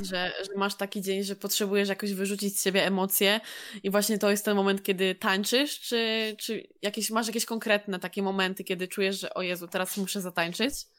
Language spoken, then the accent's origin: Polish; Poland; jesteśmy z Polski, wszyscy się mniej więcej znamy